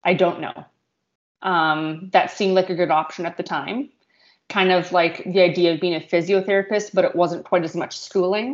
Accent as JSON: {"language": "English", "town": "Morden", "region": "Manitoba", "country": "Canada", "tie": "born or raised there", "said": "I grew up in Morden"}